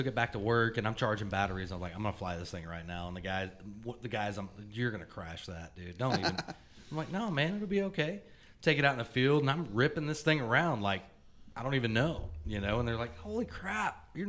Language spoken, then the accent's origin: English; North Carolina, United States; now in Oklahoma City, United States; I'm from North Carolina originally, and Dad's main deal with having an aircraft was to be able to fly home for holidays